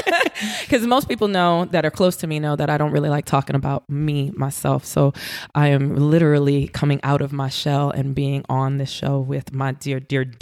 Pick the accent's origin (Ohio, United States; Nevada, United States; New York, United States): New York, United States; New York City; now in Las Vegas, United States; Born in Brooklyn, raised in Queens, back in Brooklyn.